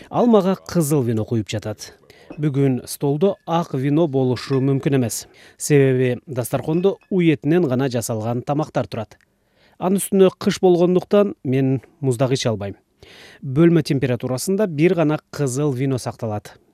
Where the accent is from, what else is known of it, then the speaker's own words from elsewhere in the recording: Kyrgyzstan; мен туулуп өскөн кыргызстанда